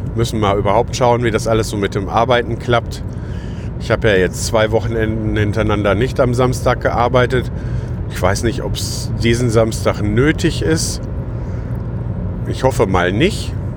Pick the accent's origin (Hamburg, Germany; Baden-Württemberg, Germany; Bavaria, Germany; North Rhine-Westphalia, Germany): North Rhine-Westphalia, Germany; Lüdenscheid; now in Schüttorf, Germany; in meiner Geburtsstadt Lüdenscheid